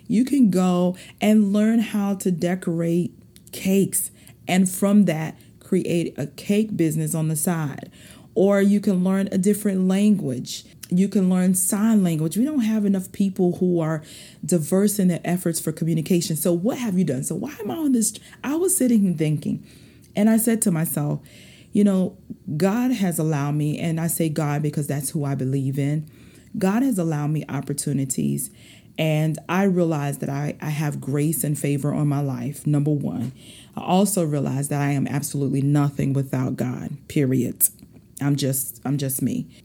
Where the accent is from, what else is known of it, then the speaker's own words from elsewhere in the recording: South Carolina, United States; accent: southern dialect; I already told y'all I'm from South Carolina, and sometimes this dialect come out